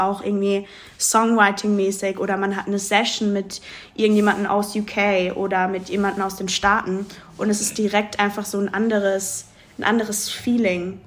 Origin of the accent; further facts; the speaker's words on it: Mannheim, Baden-Württemberg, Germany; ich bin in Mannheim auch groß geworden und aufgewachsen